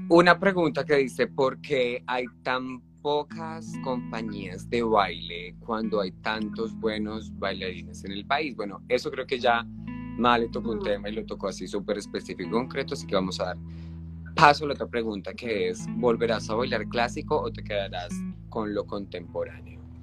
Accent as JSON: {"language": "Spanish", "country": "Colombia", "said": "nosotros como colombianos"}